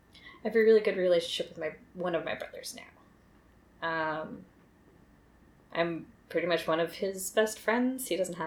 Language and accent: English; Milpitas, California, United States; also born or lived in Los Gatos; I was born in Los Gatos, California in 1987. I have not spent a lot of time in Los Gatos, though, but, like, that was the closest hospital to where we lived, so.